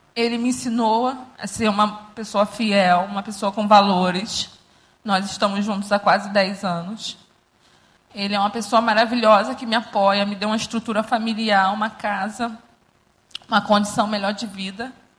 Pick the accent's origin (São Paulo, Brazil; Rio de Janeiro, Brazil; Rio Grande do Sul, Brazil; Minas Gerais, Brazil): Rio de Janeiro, Brazil; Eu cresci aqui no Recreio, numa comunidade